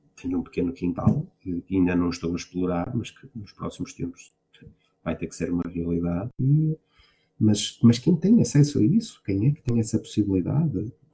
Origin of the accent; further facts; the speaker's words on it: Marco de Canaveses, Norte, Portugal; Eu sou de uma, uma, originária de uma pequena aldeia no Arco de Canaveses, Santiago